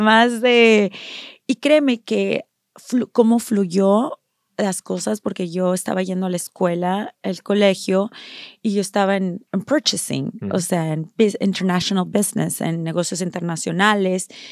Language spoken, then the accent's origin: Spanish; Mexico; now in United States; yo nací en México